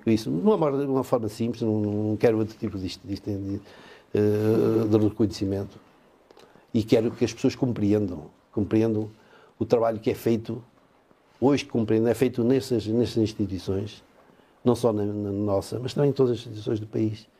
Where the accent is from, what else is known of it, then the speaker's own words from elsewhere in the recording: Valpaços, Norte, Portugal; moved away as an adult; now in Chaves, Portugal; a minha terra era o Valpaços